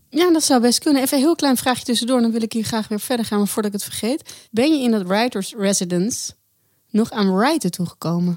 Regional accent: North Holland, Netherlands; als je uit het noorden komt, zoals ik, Noord-Holland

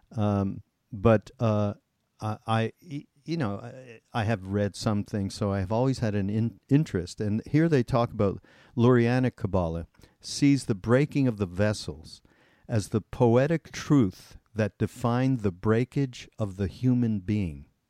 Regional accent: Montreal, Quebec, Canada; I'm from Montreal, and we actually grew up in the same area of Montreal called West Mount

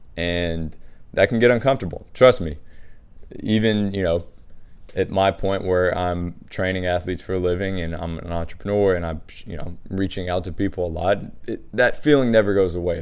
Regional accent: Washington, District of Columbia, United States; I was growing up in Washington D C

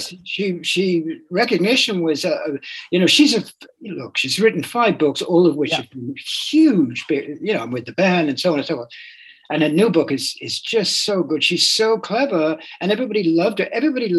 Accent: England, United Kingdom; I'm English, I'm a Buddhist, and I love, you know, vegan food and heroin

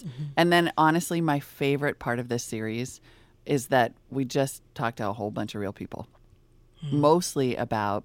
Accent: United States; moved away as an adult; also born or lived in Montana / North Dakota; now in Bay Area, California, United States; I grew up in Montana and North Dakota

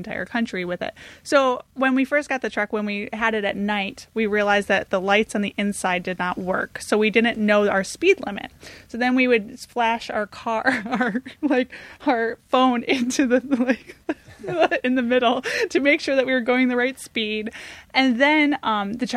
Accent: Michigan, United States; moved away; also born or lived in San Francisco; I'm from Michigan

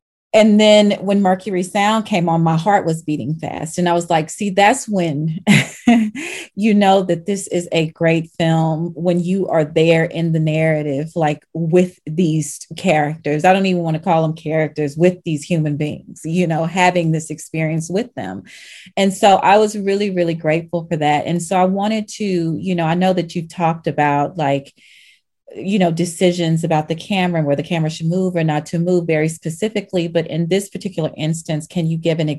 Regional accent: the South, United States; I'm from the South

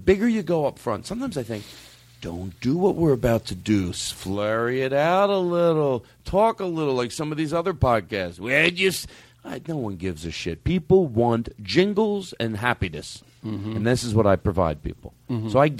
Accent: Brooklyn, New York, United States; I'm in from Brooklyn. I'm in the 714.

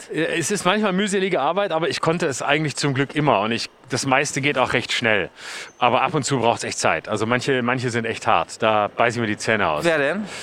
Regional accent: Lörrach, Baden-Württemberg, Germany; bei mir auch, wo ich herkomme aus Lörrach, da war das natürlich auch so, dass die meisten ein Auto brauchten

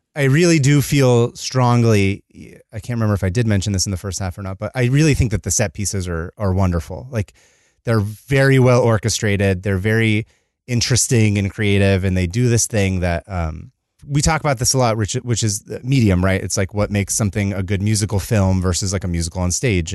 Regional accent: California, United States; As a Californian

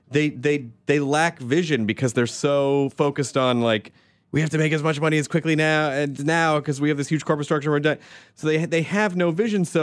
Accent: Memphis, Tennessee, United States; I'm from Memphis, mm-hmm. so I tease the Arkansas.

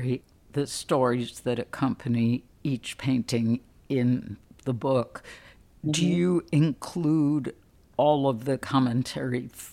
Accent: Chicago, Illinois, United States; I grew up in Chicago.

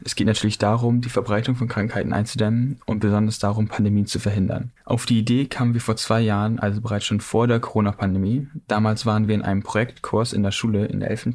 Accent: Ilvesbüll, Schleswig-Holstein, Germany; ich komme aus Ilvesbüll in Nordfriesland, Schleswig-Holstein

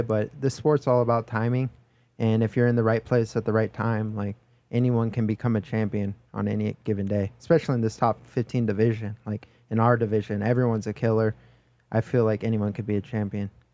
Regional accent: Oahu, North Shore, Hawaii, United States; moved away as an adult; now in Las Vegas, United States; I'm from Hawaii, Oahu, North Shore, Hollywood, Hawaii.

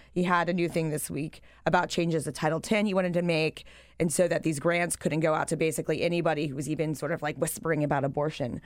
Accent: Pennsylvania, United States; my home state of Pennsylvania

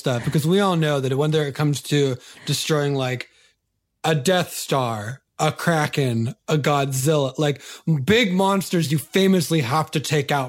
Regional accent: California, United States; Okay. You and I are both California kids.

